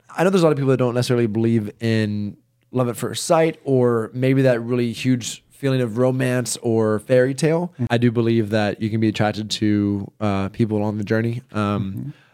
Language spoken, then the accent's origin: English; the South, United States; I grew up in the South